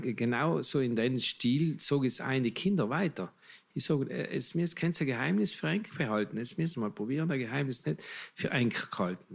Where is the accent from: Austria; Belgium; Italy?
Italy; bei uns in Italien